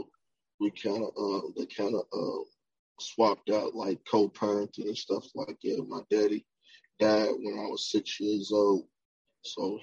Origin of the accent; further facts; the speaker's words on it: Louisville, Kentucky, United States; I'm from South Side of Louisville, Kentucky, in between 7th Street and 3rd Street in Louisville.